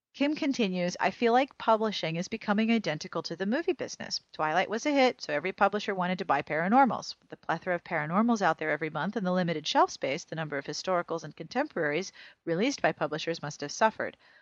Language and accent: English; Pennsylvania, United States; my home state